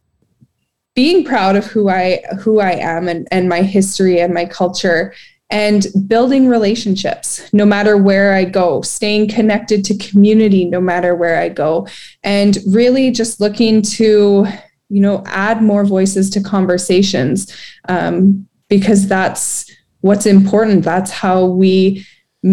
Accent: British Columbia, Canada; I was born and raised in British Columbia

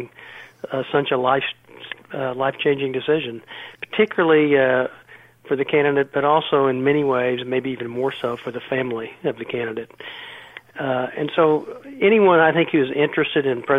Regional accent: Oklahoma, United States; also born or lived in Washington, D.C. / New York; now in Scottsdale, United States; I'm originally from Oklahoma, but I now spent 30 years on the East Coast in Washington and New York, and I now live in Scottsdale, Arizona.

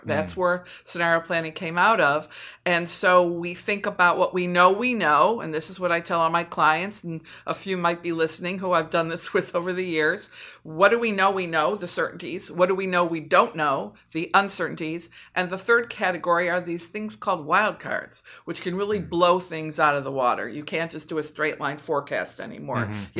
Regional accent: Michigan, United States; moved away as an adult; also born or lived in Philadelphia; I'm from Michigan

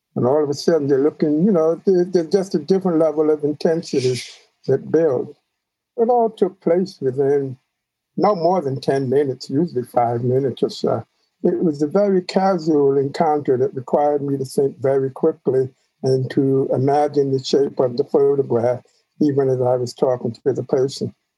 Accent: New York City, New York, United States; the church that I grew up in in Queens

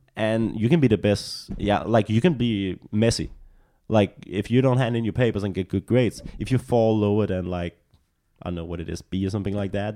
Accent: Copenhagen, Capital Region of Denmark, Denmark; English is a second language; moved away as an adult; now in Los Angeles, United States; I'm from, I'm from the capital. I'm from Copenhagen.

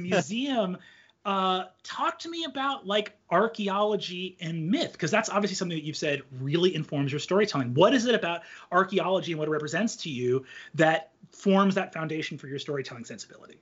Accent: United States; as an American living in the current time period

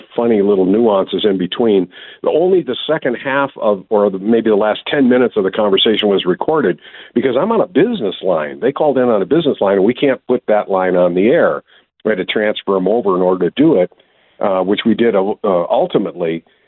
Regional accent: Wisconsin, United States; I'm from Wisconsin. His accent was stronger than mine.

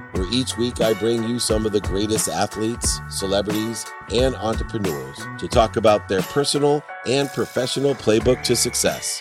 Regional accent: Akron, Ohio, United States; also born or lived in Dayton; I was born in Akron

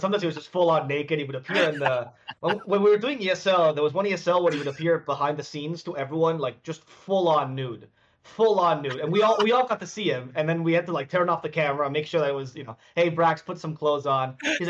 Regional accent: Spain; first language Spanish; English is a second language; Spanish casting because that's the language I speak. Well, I am from Spain, technically

